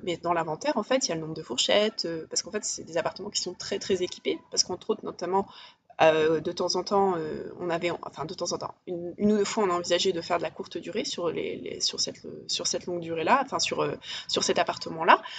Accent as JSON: {"language": "French", "town": "Paris", "region": "Île-de-France", "country": "France", "said": "je suis parisienne"}